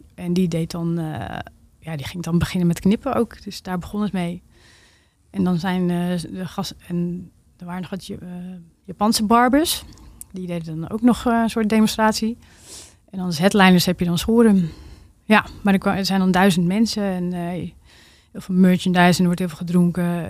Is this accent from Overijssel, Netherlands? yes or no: no; Drachten, Friesland, Netherlands; moved away as an adult; also born or lived in Groningen; daarvoor ben ik in drachten opgegroeid